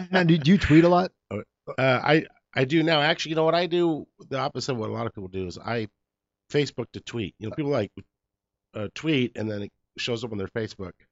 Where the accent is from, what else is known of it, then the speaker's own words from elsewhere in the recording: Los Angeles, California, United States; first language English; also born or lived in East LA / Pico Rivera / La Mirada; being born and raised in Los Angeles